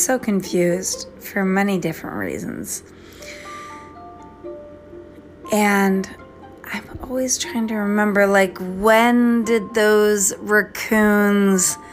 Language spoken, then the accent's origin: English; East Coast, United States; now in Minnesota, United States; I don't have a southern accent because I'm from the East Coast and I live in Minnesota